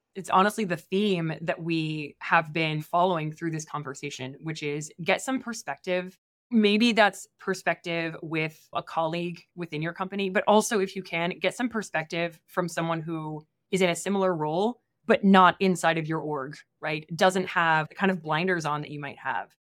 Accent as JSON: {"language": "English", "region": "Midwest", "country": "United States", "tie": "born or raised there", "also_born_or_lived": "East Coast", "moved": "as an adult", "said": "I grew up in the Midwest, and then I went to school on the East Coast"}